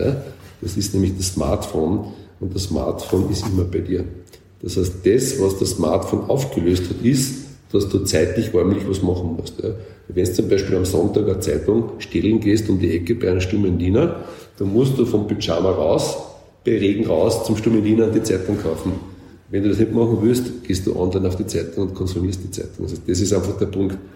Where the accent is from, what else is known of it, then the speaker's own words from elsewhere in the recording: Carinthia, Austria; Ich als Kärntner kann das beurteilen.